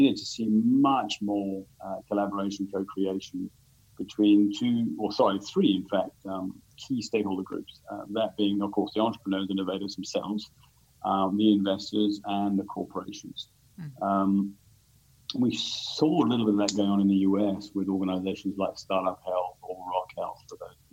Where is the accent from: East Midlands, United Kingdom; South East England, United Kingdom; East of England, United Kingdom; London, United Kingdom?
London, United Kingdom; moved away as an adult; also born or lived in Sydney, Australia / Tokyo, Japan / Switzerland; now in Singapore; I'm a Brit originally, so born in the UK, born in London.